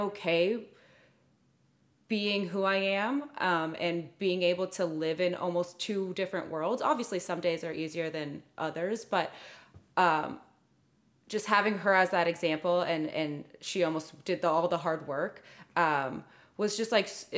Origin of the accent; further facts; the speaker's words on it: Clovis, California, United States; also born or lived in Fresno, California; I grew up in Fresno until I was like 8, and then, which is like a very more diverse place. And then I moved to Clovis, which is very white